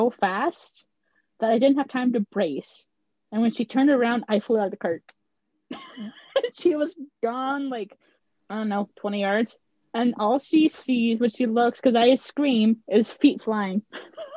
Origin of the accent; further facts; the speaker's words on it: Canada; I'm Canadian